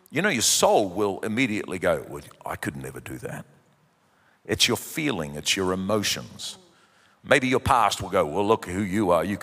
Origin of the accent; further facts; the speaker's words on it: New Zealand; born there; And uh, we came to New Zealand. I'm a Kiwi by birth, but we came, as you know, 29 years ago